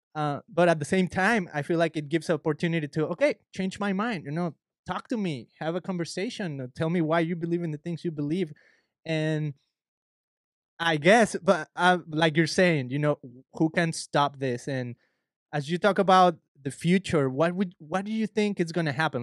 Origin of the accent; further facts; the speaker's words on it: Mexico; moved away; I'm an immigrant. I'm from Mexico.